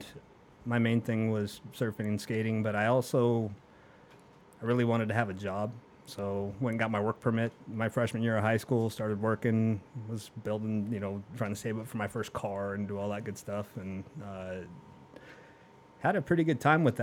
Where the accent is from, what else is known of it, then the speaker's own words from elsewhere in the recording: Southern California, United States; moved away as an adult; now in Arizona, United States; I grew up, born and raised in Southern California. Came out to Arizona around 2003-2004.